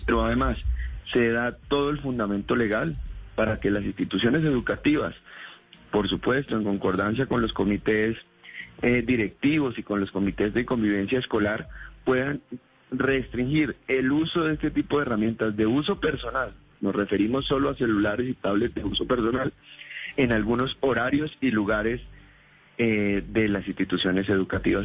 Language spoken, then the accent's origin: Spanish; Boyacá, Colombia; yo soy de provincia, soy del departamento de Boyacá